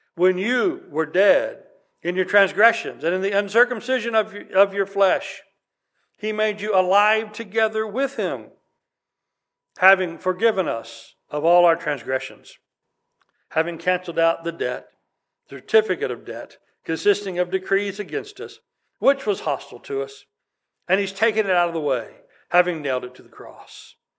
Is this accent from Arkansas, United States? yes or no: no; West Texas, United States; I grew up in West Texas